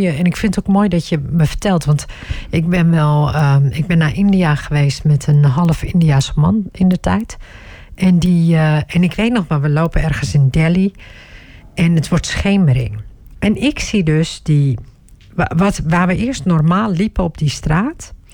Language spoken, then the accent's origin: Dutch; Turkey; ik, ik ben Turks hè.